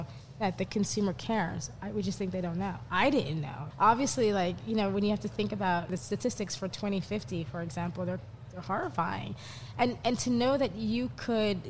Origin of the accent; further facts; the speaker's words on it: New York, United States; I grew up in New York